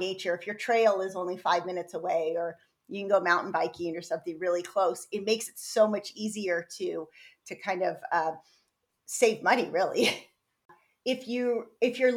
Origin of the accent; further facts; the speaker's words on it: San Diego, California, United States; I grew up in San Diego and nature